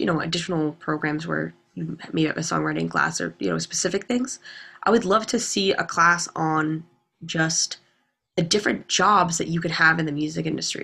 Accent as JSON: {"language": "English", "town": "Lowell", "region": "Massachusetts", "country": "United States", "tie": "born or raised there", "said": "I'm from Lowell"}